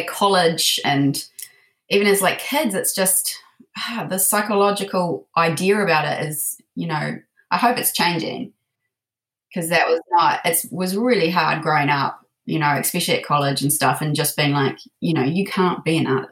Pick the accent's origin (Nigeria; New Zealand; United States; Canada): New Zealand; Te Awamutu, Waikato; I grew up in a small town in the Waikato. So Te Awamutu